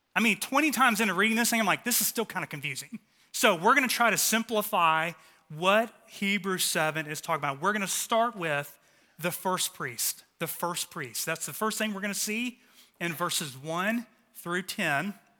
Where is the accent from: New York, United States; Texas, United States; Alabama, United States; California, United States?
Texas, United States; Dallas; The three of us were like the trifecta of altar boys growing up in North Dallas